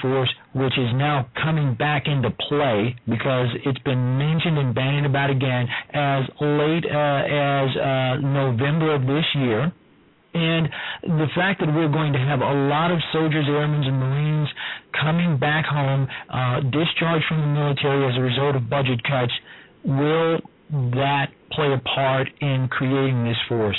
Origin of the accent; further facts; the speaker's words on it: Chicago, Illinois, United States; I am a native of Chicago, and I was there during that time